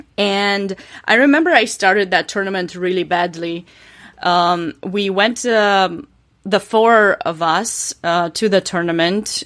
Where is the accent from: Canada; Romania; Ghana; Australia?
Romania; English is a second language; moved away as an adult; now in North Carolina, United States; I was born and raised in Romania to a chess family